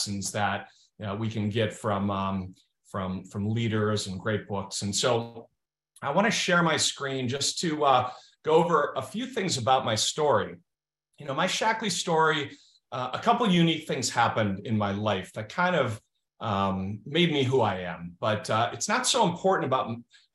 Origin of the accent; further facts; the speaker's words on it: Minnesota, United States; moved away; also born or lived in New Hampshire; I grew up in Minnesota